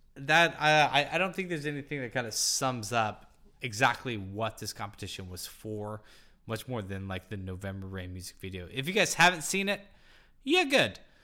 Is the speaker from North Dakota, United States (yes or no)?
no; Topeka, Kansas, United States; I was born and raised in Topeka, Kansas